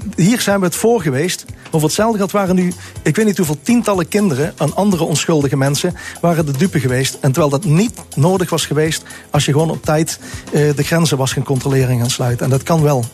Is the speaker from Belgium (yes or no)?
no; South Limburg, Netherlands; Ik kom uit Zuid-Limburg vandaan